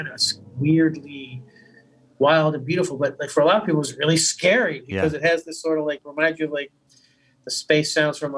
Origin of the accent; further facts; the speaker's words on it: South Florida, United States; moved away; also born or lived in Boston; I grew up in South Florida